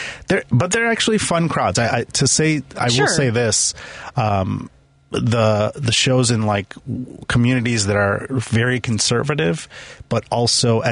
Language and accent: English; Chicago, Illinois, United States; I'm from Chicago